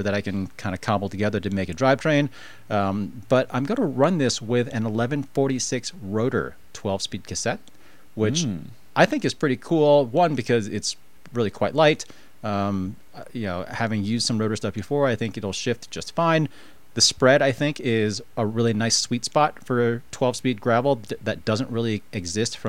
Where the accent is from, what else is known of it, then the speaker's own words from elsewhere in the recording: East Coast, United States; now in Colorado, United States; I grew up on the East Coast